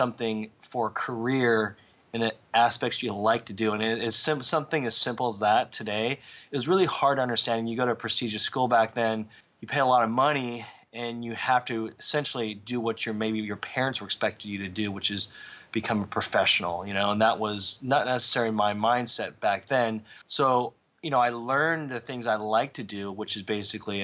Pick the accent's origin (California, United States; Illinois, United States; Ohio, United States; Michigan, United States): California, United States; Southern; when I grew up in Southern California, my whole culture was based upon skateboarding